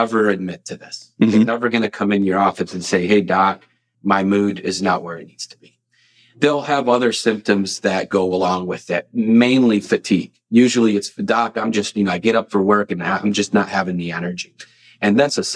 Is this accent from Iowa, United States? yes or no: no; Lockport, Illinois, United States; also born or lived in Carbondale, Illinois / Arkansas; I'm from Lockport, Illinois, not too far from here